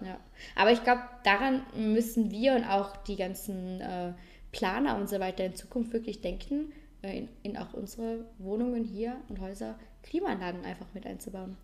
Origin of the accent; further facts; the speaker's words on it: Vorarlberg, Austria; bei uns in Vorarlberg